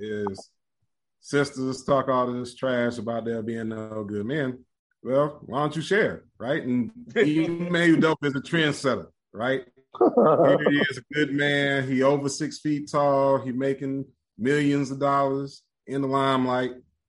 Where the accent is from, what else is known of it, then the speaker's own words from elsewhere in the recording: Nigeria; Man, I'm Nigerian.